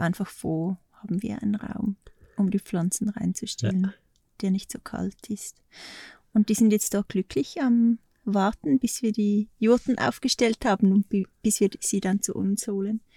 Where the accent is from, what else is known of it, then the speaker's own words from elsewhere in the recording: Switzerland; moved away as an adult; now in Portugal; bei uns in der Schweiz